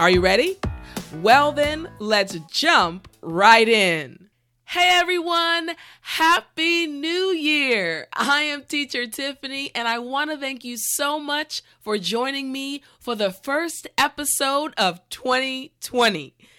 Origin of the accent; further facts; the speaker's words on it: Arizona, United States; born there; You know, Tucson also has a special place in my heart because I was born in Arizona.